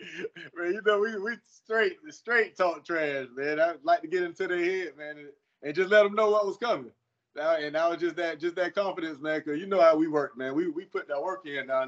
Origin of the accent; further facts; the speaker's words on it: Jacksonville, Florida, United States; That's my hometown.